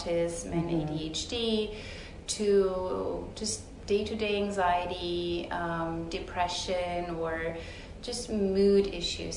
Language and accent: English; Romania; moved away as an adult; also born or lived in Houston, Texas; now in Dallas-Fort Worth, United States; I'm originally from Romania. I was born and raised there. I went to medical school there.